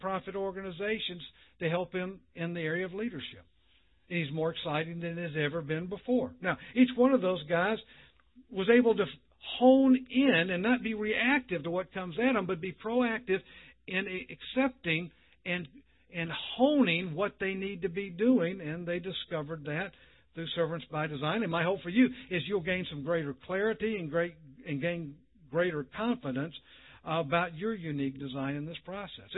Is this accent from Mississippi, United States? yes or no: yes; Mississippi, United States; moved away; I'm from Mississippi